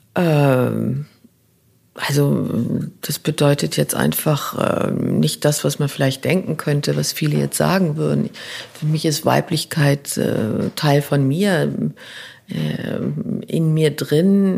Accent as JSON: {"language": "German", "country": "Luxembourg", "tie": "born or raised there", "also_born_or_lived": "New York, United States", "first_language": "Luxembourgish", "second_language": "German", "moved": "yes", "said": "Ich würde jetzt Luxemburgisch als meine Muttersprache nehmen, die aus dem Bauch kommt. Luxemburgisch ist, da komme ich her, die kommt aus dem Bauch, die Sprache. Meine Kindheit, meine Schulzeit."}